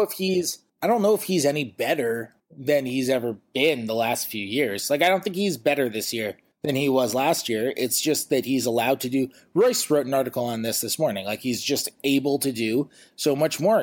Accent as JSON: {"language": "English", "town": "New York City", "region": "New York", "country": "United States", "said": "as a New Yorker and a Yankee fan"}